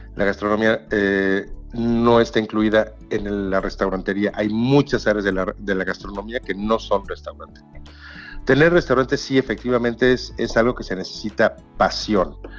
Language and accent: Spanish; Mexico; cómo somos los mexicanos